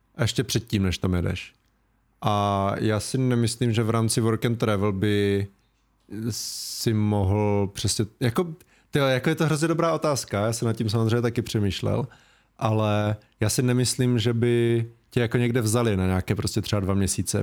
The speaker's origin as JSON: {"language": "Czech", "town": "Ostrava", "region": "Moravian-Silesian Region", "country": "Czechia", "accent": "Ostrava dialect", "said": "když třeba mluvím s tebou, tak nemluvím tak ostravsky"}